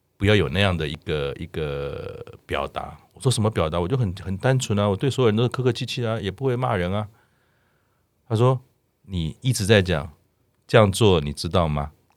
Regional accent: Taiwan; 我们台湾人

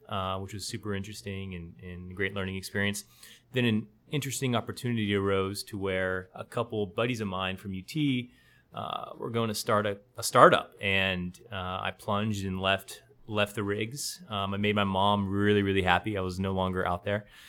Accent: Austin, Texas, United States; now in San Antonio, United States; I grew up in Austin, just down the road.

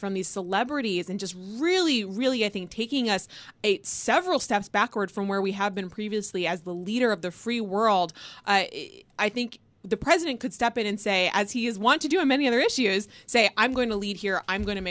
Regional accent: Wisconsin, United States; I'm a girl from Wisconsin. I always vote dairy.

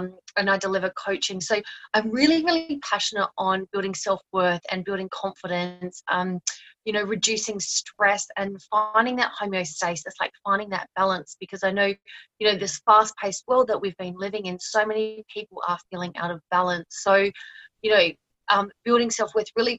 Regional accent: Australia; moved away as an adult; also born or lived in New Zealand; now in Thailand; I'm Australian

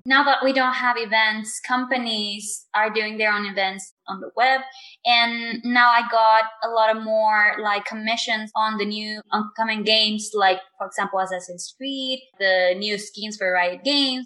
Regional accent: Mexico; my hometown which is very small. I live in a very small town in Mexico.

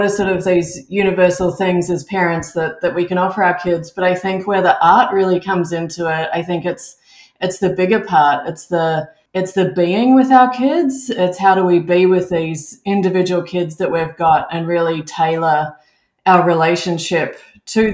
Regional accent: Melbourne, Victoria, Australia; moved away as an adult; also born or lived in Auckland, New Zealand / United Kingdom; now in Canada; I'm originally from Australia. I grew up in Melbourne

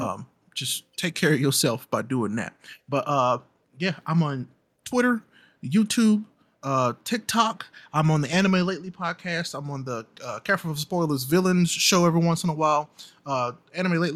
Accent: St. Louis, Missouri, United States; I grew up in the city of St. Louis

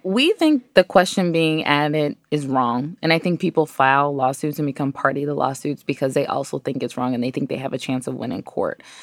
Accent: Ohio, United States; also born or lived in New York City; now in Washington, D.C., United States; I'm from Ohio originally, I've lived in New York City, and now I live in Washington, D C.

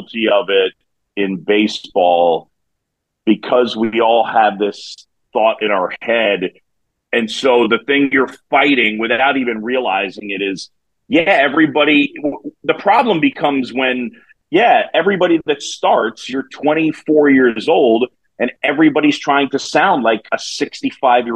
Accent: New York City, New York, United States; now in Chicago, United States; I grew up in New York City

